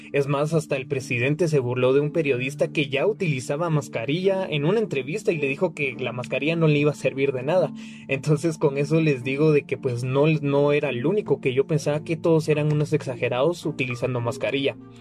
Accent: Guatemala; yo soy de Guatemala

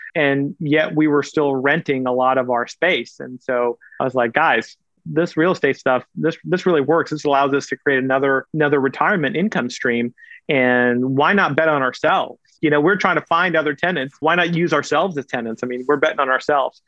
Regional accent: Kansas City, Missouri, United States; also born or lived in India; I went to college and medical school in my hometown

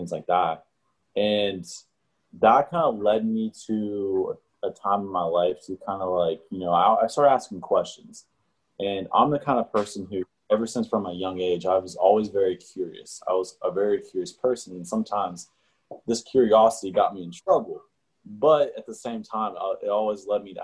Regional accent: Wheeling, West Virginia, United States; I was born and raised in West Virginia. And more specifically, I was from Wheeling, which is like the northern panhandle

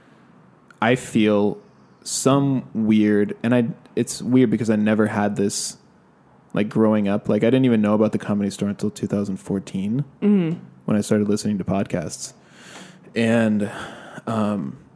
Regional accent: California, United States; now in Los Angeles, United States; I'm from California and I didn't live that far away. So I used to come to LA a lot before I actually moved here

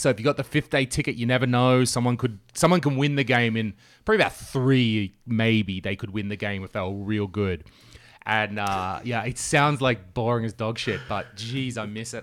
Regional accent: Australia; moved away; as an Australian

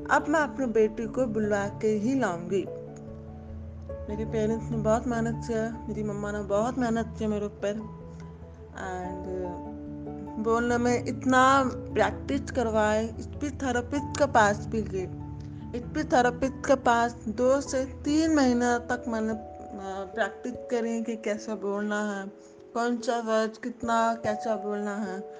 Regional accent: Muzaffarnagar, Uttar Pradesh, India; मैं मुजफ्फरनगर से बिलोंग करती हूँ

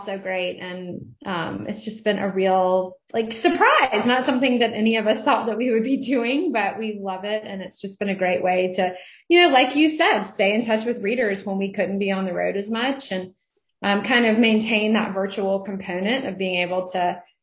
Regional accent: North Carolina, United States; here to North Carolina, and we're going to do a couple of events together in my hometown

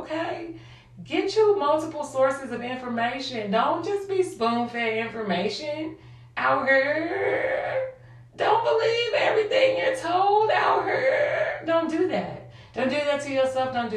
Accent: St. Louis, Missouri, United States; I grew up in St. Louis, South St. Louis.

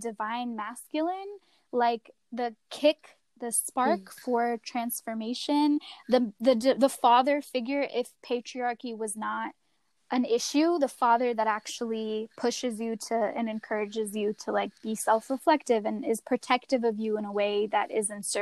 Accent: the South, United States; especially growing up in the South

